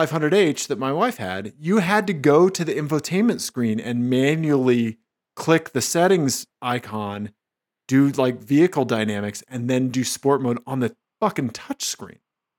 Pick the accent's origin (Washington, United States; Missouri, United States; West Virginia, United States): Missouri, United States; moved away; I'm from Missouri. It's the show me state.